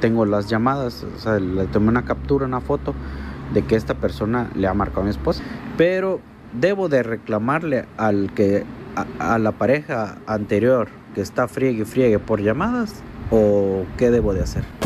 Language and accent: Spanish; Mexico; also born or lived in Canada; Yo estuve trabajando en Canadá y soy mexicano, estuve trabajando en Canadá y hace dos, tres días acabo de regresar aquí a mi país.